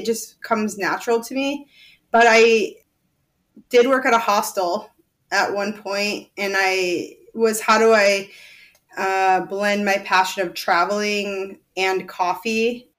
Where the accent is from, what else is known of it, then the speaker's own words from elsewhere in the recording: Rockford, Illinois, United States; moved away as an adult; also born or lived in Point Loma, San Diego, California; now in San Diego, United States; I was born and raised in Rockford, Illinois till I was 18. And then I had enough of that winter. So I headed west when I was 18